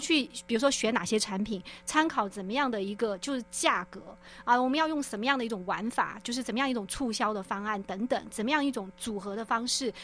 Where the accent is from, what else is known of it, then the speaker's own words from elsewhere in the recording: Guizhou, China; also born or lived in Shanghai; now in Taiwan; 我的老家在贵州，就是贵州茅台